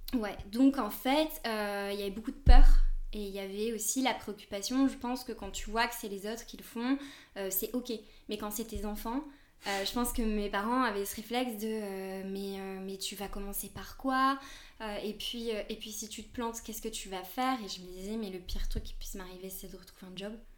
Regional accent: France; moved away as an adult; now in Spain; Je suis française, mais ça fait une dizaine d'années que je vis surtout en Espagne.

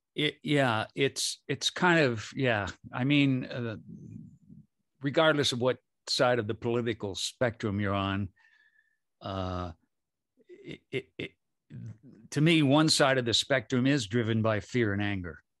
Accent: Michigan, United States; moved away; also born or lived in San Francisco / Berkeley; I grew up in Michigan, and then I lived in San Francisco and Berkeley

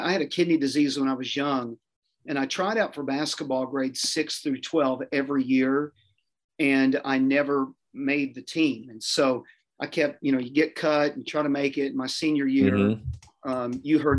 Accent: New Castle, Indiana, United States; I grew up in Newcastle, Indiana, which is a town 50 miles east of Indianapolis.

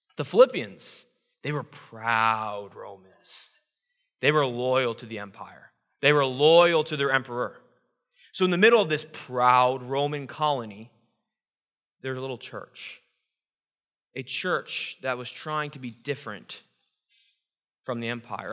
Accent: Iowa, United States; I grew up born and raised in Iowa, Iowa proud

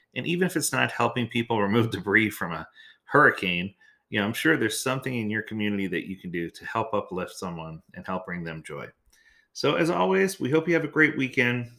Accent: New Orleans, Louisiana, United States; moved away; I grew up in New Orleans, so I was ready for a hurricane

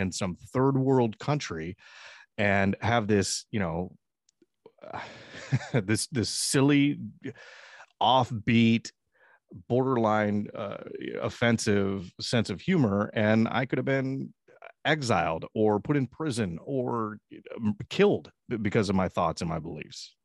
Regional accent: United States; I was born in the United States

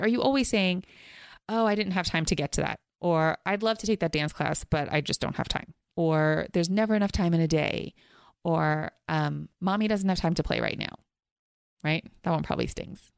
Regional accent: East Coast, United States; now in Los Angeles, United States; I grew up on the East Coast

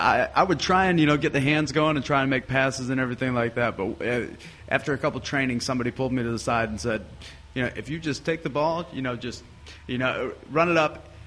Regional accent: Michigan, United States; moved away as an adult; now in Abu Dhabi, United Arab Emirates; Yeah, so 31 years old. I'm from Michigan in the United States, and I'm a teacher. So in 2011, I got a job here in Abu Dhabi

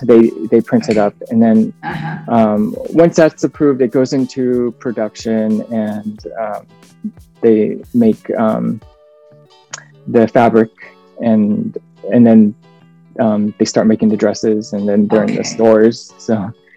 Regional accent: United States; I was born in the States. My dad is from uh, South Korea.

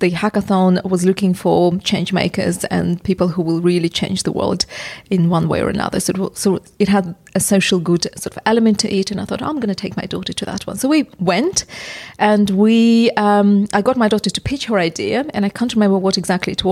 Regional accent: Uzbekistan; English is a second language; moved away as an adult; now in England; because I'm originally from Uzbekistan. The education I had was Soviet

